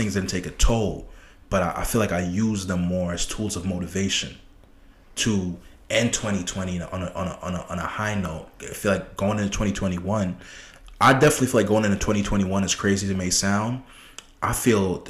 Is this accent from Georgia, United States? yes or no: no; New York City, New York, United States; I was born in Brooklyn. I was born in Brooklyn, Flatbush